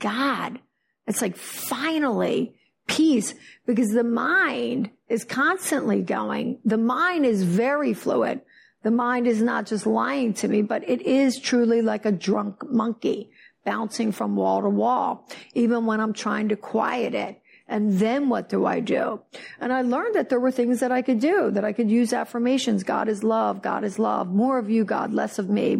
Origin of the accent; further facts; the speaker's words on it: Philadelphia, New Jersey, United States; now in Fort Lauderdale, United States; I am from New Jersey, Philadelphia.